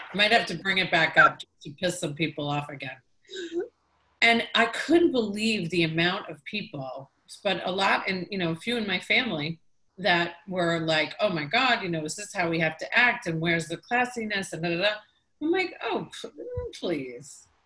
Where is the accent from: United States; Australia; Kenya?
United States; Long Island, New York; moved away as an adult; now in Tampa Bay, United States; I was from New York